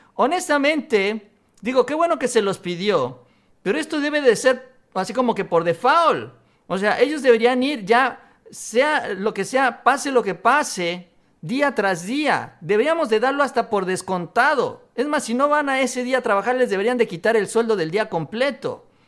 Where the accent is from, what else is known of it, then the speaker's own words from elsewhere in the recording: Mexico; como buenos mexicanos